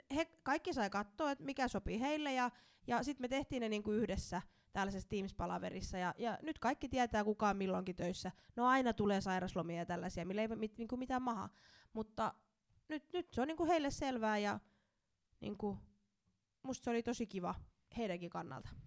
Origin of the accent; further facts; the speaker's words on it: Somero, Southwest Finland, Finland; tulen Somerolta